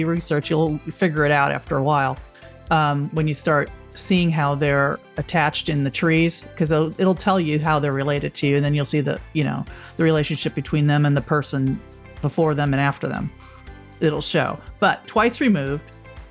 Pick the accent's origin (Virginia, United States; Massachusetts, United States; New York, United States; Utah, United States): New York, United States; Long Island; when I was growing up on Long Island